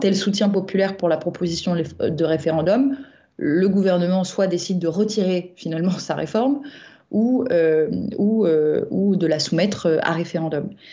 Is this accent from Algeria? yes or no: no; Nîmes, Occitania, France